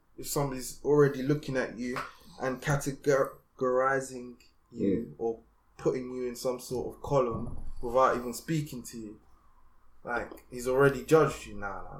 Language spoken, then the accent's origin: English; Essex, East of England, United Kingdom; Because I'm from Essex